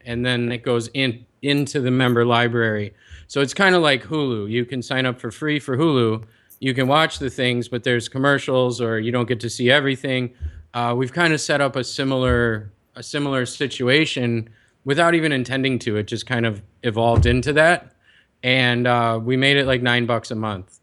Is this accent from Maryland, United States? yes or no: no; Chicago, Illinois, United States; now in San Diego, United States; I'm from Chicago. I spent most of my life there